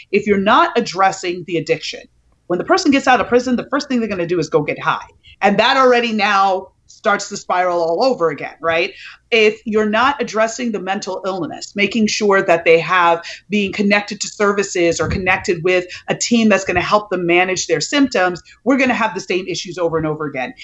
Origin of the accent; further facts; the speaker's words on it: New York, United States; I grew up in New York in the eighties when the crack epidemic was in full swing.